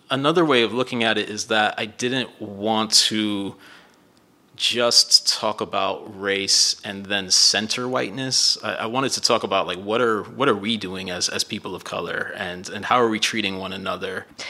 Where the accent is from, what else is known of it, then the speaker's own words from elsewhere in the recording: Miami, Florida, United States; moved away; also born or lived in Midwest; growing up in Miami